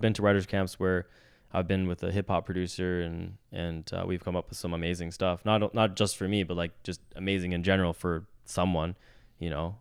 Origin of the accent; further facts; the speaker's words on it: Vancouver, British Columbia, Canada; born and raised in Vancouver